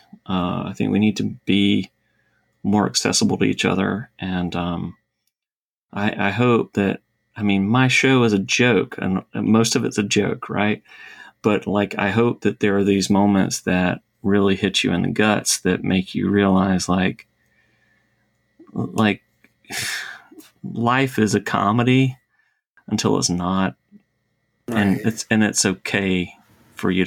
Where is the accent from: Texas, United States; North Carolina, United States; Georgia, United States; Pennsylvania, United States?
Georgia, United States; Savannah; I'm from Savannah, live in Savannah